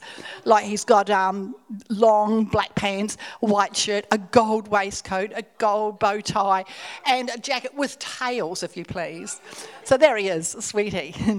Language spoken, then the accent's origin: English; Australia; And so then I'm from Australia